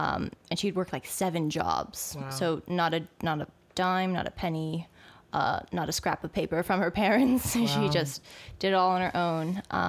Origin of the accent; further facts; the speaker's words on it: East Brunswick, New Jersey, United States; I grew up on the East Coast. So central New Jersey, East Brunswick.